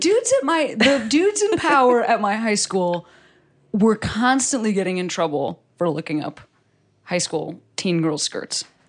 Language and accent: English; Chicago, Illinois, United States; I'm also from Chicago